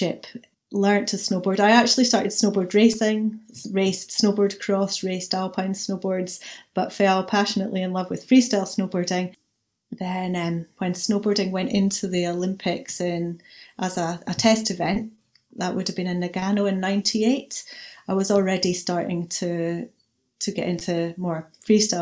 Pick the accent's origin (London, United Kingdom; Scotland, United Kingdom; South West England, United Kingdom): Scotland, United Kingdom; Aviemore; brought up in Aviemore. Aviemore is a little tourist resort in the Highlands of Scotland